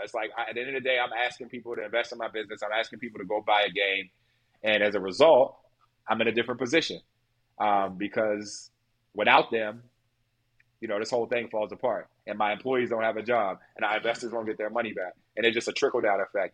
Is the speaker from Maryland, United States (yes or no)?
yes; Baltimore, Maryland, United States; I was from Baltimore. Like, I grew up with teenage parents